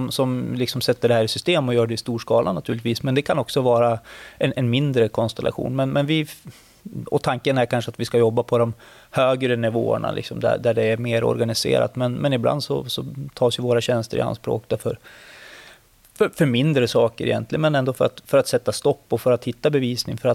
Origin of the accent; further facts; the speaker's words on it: Örnsköldsvik, Västernorrland County, Sweden; moved away as an adult; also born or lived in Sundsvall; Örnsköldsvik där jag kommer ifrån.